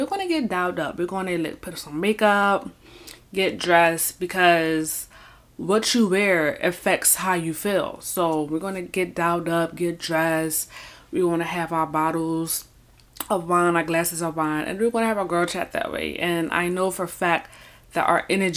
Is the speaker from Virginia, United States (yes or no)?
no; Philadelphia, Pennsylvania, United States; moved away as an adult; I was born and raised in Philadelphia, Pennsylvania, Philly, North Philly, Southwest Philly